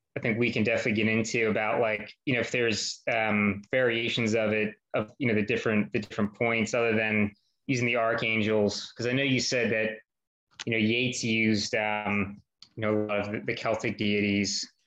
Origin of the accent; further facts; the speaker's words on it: United States; now in Philadelphia, United States; I wasn't born here. I was born outside